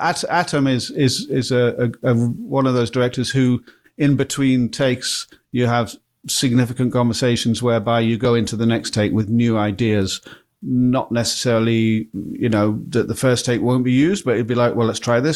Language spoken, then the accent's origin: English; Blackpool, North West England, United Kingdom; I'm from Blackpool